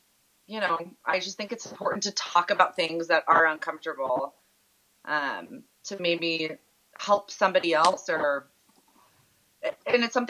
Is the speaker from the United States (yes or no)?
yes; Columbus, Ohio, United States; we grew up in Columbus, Ohio.